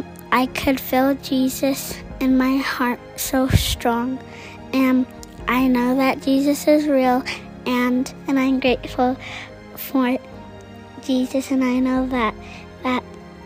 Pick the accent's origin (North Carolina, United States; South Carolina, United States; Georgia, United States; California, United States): Georgia, United States; Atlanta; I'm from Atlanta